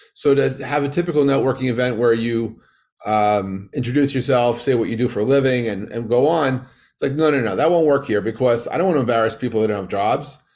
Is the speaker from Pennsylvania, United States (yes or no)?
no; New York, United States; growing up in New York